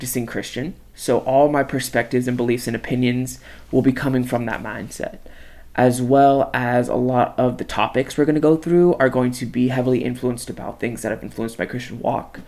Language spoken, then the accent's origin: English; Palmdale, California, United States; I'm from Palmdale, California, super small town, 50 miles north of the San Fernando Valley